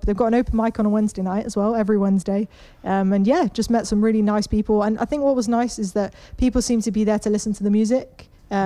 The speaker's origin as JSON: {"language": "English", "town": "Manchester", "region": "North West England", "country": "United Kingdom", "also_born_or_lived": "London", "moved": "as an adult", "lives_now": "Cambridge, United Kingdom", "said": "I'm from Manchester originally. Spent a bit of time living down in London."}